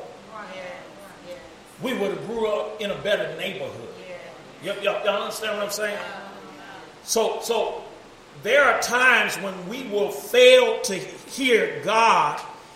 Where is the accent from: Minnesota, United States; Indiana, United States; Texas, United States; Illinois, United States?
Illinois, United States; East St. Louis; I grew up in Oral Weathers projects